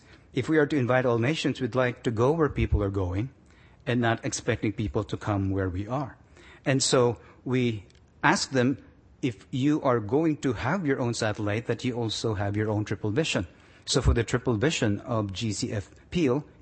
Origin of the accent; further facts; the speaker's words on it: Philippines; moved away as an adult; also born or lived in Manila; now in Toronto, Canada; we lose our being Filipino